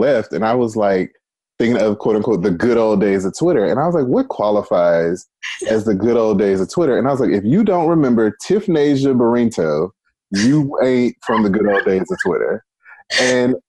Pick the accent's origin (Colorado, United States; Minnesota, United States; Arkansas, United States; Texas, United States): Arkansas, United States; moved away; also born or lived in Washington, D.C.; I was the guy from Arkansas